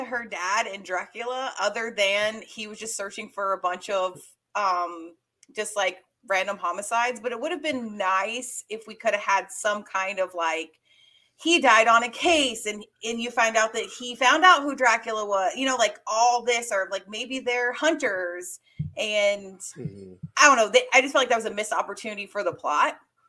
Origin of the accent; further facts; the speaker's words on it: Georgia, United States; believe how many people ask me where I'm from because I don't have Southern accent. And I literally was born and raised in Georgia.